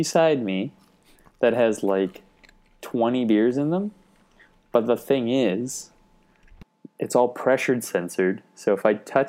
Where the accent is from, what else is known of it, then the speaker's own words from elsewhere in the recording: London, Ontario, Canada; And I'm from London.